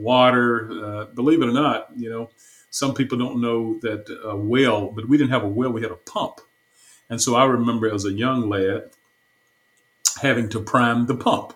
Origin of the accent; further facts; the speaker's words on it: Batesville, Mississippi, United States; moved away as an adult; also born or lived in Chicago / New Orleans / Houston; now in Dallas, United States; I was born in Batesville, Mississippi, and in the south, in the northern part of Mississippi. And that's where my childhood took place until I was around 18